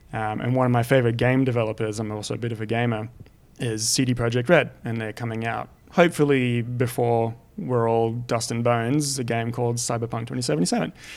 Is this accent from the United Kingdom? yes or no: no; France; moved away; growing up in France